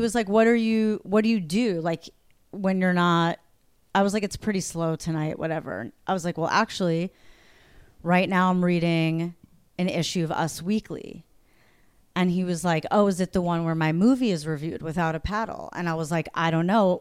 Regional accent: New York, United States; I'm from New York

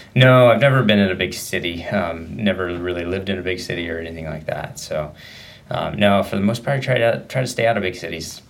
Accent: Medford, Oregon, United States; also born or lived in Sacramento, California; now in Bend, United States; went to school and everything in Southern Oregon, Medford area, and grew up there

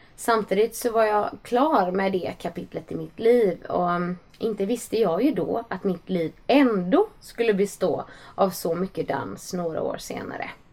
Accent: Gothenburg, Västra Götaland, Sweden; Jag växte upp i Johanneberg i en stadsdel nära centrala Göteborg

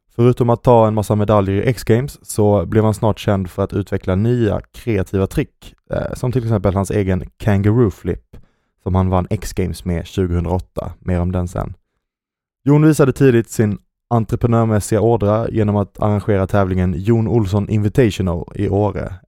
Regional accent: Skåne, Sweden; accent: Skånska; moved away as an adult; now in Stockholm, Sweden; är en skidnörd från Skåne. Eh, förhoppningsvis så hör ni min skånska dialekt trots att jag har bott

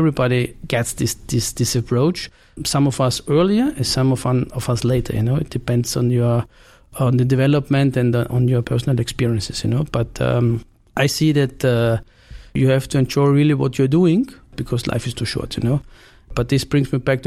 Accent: Carinthia, Austria; moved away as an adult; also born or lived in Vienna, Austria / Italy / Barcelona, Spain; I spent the first 18 years in Carinthia of my life.

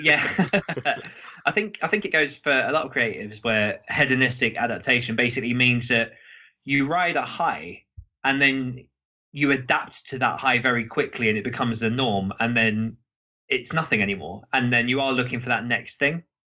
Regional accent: around Cambridge, the Fens, East of England, United Kingdom; I grew up in well around Cambridge here, out in the middle of the fens

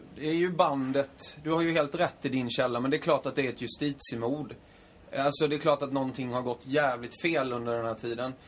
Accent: Småland, Sweden; jag är från Småland

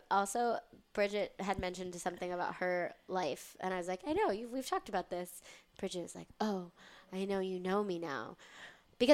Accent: Fort Lauderdale, Florida, United States; now in New York City, United States; I'm from Fort Lauderdale.

